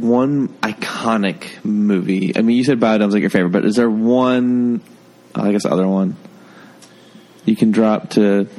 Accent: St. George, Utah, United States; I grew up in St. George, Utah.

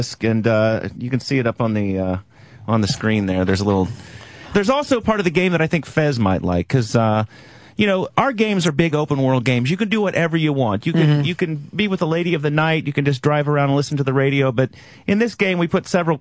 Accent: Oklahoma, United States; I'm from Oklahoma

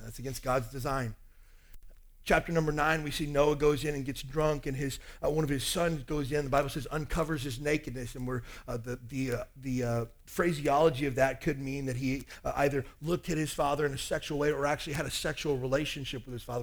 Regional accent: Kentucky, United States; I grew up in Kentucky.

